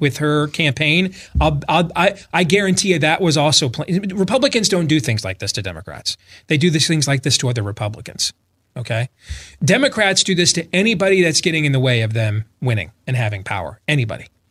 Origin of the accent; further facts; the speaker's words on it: Michigan, United States; moved away; I grew up in Michigan, so I'm accustomed to a lot of snow